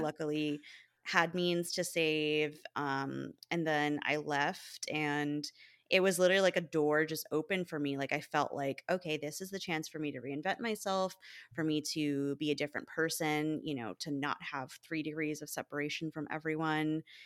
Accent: Texas, United States; moved away as an adult; now in Chicago, United States; my hometown

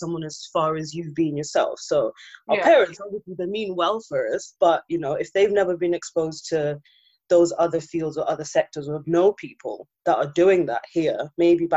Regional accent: Zimbabwe; now in United Kingdom; we're both from Zimbabwe, and a lot of us came here maybe late 90s, early 2000s, like our parents moved here

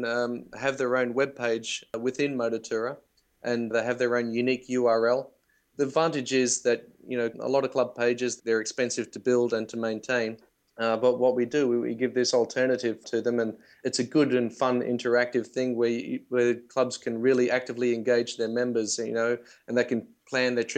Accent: Australia; I'm from Australia

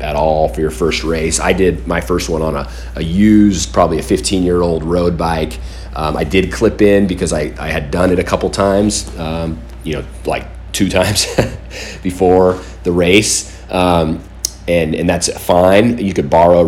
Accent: Southern California, United States; I grew up down in Southern California.

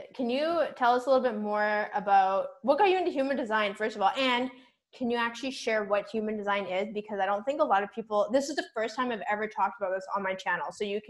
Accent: Canada; also born or lived in North Vancouver, British Columbia; it turns out that I'm in North Van and she's in Whistler, so we're both Canadian.

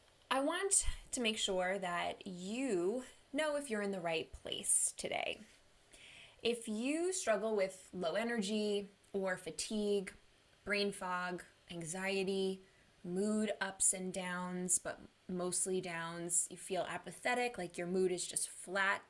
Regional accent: Long Island, New York, United States; also born or lived in Manhattan; I'm from Long Island, New York

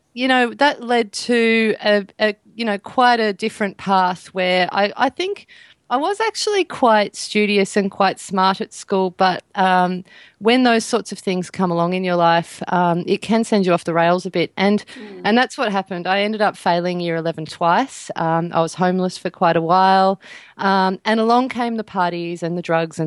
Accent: Australia; like all that usual standard Australian diet stuff

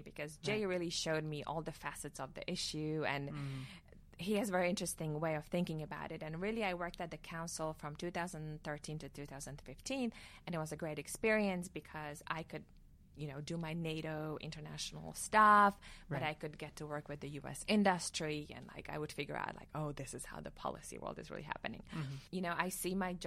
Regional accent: Slovakia; moved away as an adult; now in Washington, D.C., United States; I'm from Slovakia. I grew up there. I went to law school there.

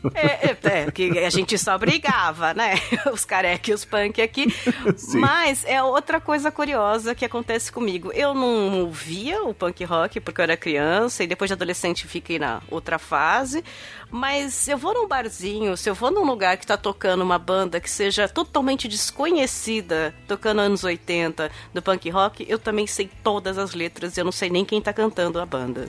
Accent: ABC region, São Paulo, Brazil; eu sou daqui da região do ABC e minha, minha família do outro lado é toda do interior de São Paulo

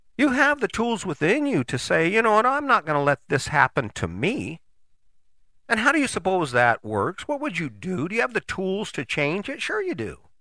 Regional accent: United States; as an American

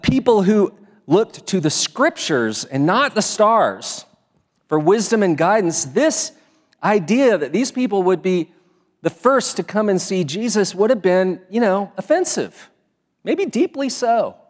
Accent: Texas, United States; also born or lived in East Coast; Now, many of you know that I came here from Texas, and you may also know that part of my story is I lived a lot of years back east

